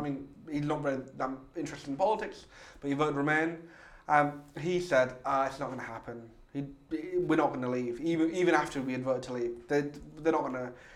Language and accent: English; Hull, Yorkshire and the Humber, United Kingdom; I'm from Hull.